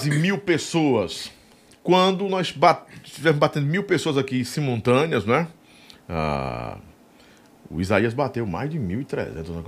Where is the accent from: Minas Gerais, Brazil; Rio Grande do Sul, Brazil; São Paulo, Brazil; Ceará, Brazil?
Ceará, Brazil; Pacoti; Lá na, na minha terra, Pacuti